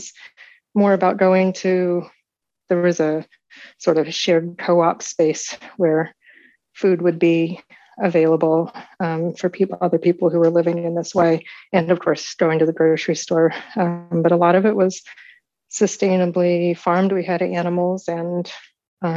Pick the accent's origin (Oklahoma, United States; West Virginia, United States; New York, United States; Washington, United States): West Virginia, United States; southwestern; moved away as an adult; also born or lived in Chicago; now in New Hampshire, United States; I grew up in southwestern West Virginia, close to the coal counties